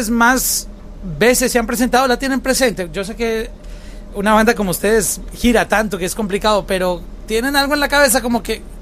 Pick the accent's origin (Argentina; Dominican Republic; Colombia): Colombia; Huila es un departamento de mi país, ah, de Colombia.